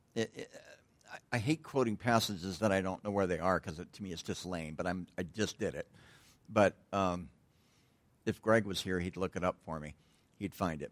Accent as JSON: {"language": "English", "country": "United States", "moved": "yes", "said": "I'm from Tahoe"}